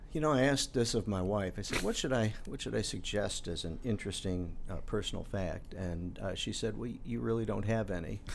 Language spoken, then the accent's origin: English; Chicago, Illinois, United States; moved away as an adult; now in Bloomington, United States; I am a Chicagoan